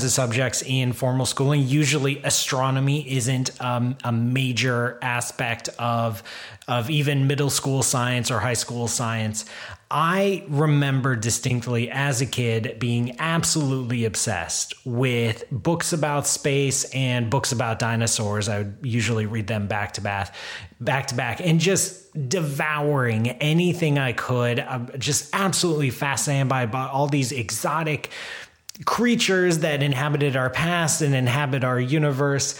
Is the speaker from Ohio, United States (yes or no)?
yes; Columbus, Ohio, United States; I grew up in Columbus. I grew up as a kid going to a COSI